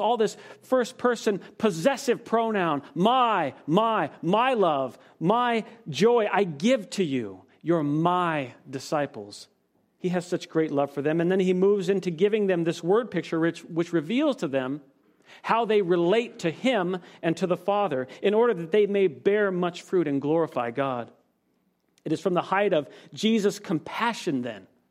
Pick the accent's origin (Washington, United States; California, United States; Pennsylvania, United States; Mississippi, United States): Washington, United States; now in Palmdale, United States; My home state, Washington